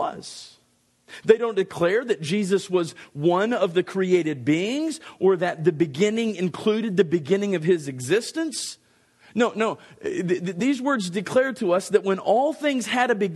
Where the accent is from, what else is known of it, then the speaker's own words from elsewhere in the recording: Dallas, Texas, United States; I was born on July the 27th, 1966 in Dallas, Texas.